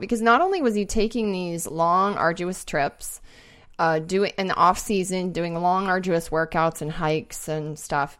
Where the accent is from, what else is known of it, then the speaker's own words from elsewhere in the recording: Bozeman, Montana, United States; moved away; also born or lived in Seattle; I grew up in Bozeman, Montana